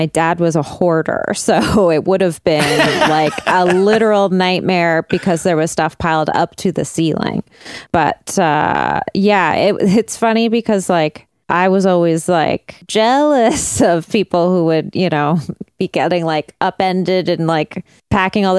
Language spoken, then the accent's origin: English; Burnaby, British Columbia, Canada; In North Burnaby, that's how we pronounced it